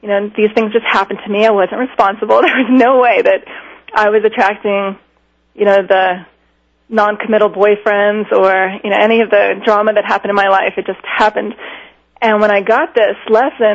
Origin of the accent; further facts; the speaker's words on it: Miami, Florida, United States; I grew up in Miami